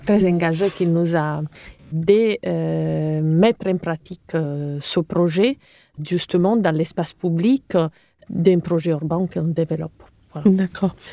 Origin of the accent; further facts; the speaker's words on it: Cagliari, Sardinia, Italy; accent: Italian; French is a second language; moved away as an adult; also born or lived in Rome; now in France; je suis italienne, comme vous pouvez l'entendre. Donc, euh, j'ai hum, grandi en Sardaigne. Euh, ma ville natale s'appelle Cagliari